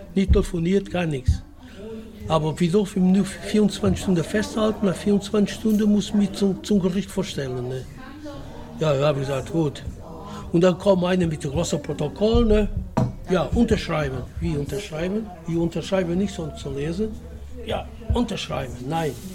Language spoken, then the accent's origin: German; Portugal; German is a second language; now in Germany; Ich komme aus Portugal